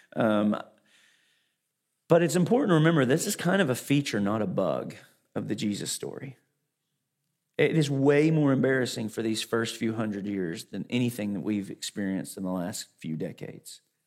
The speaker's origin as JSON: {"language": "English", "region": "Arkansas", "country": "United States", "tie": "born or raised there", "also_born_or_lived": "Fort Worth", "moved": "yes", "said": "Growing up in Arkansas"}